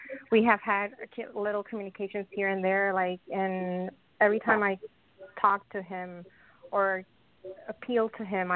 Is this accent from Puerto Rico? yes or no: yes; Puerto Rico; I'm from Puerto Rico.